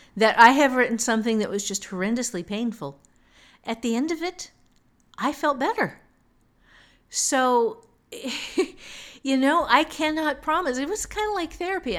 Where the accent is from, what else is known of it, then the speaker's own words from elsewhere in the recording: Ohio, United States; I'm from Ohio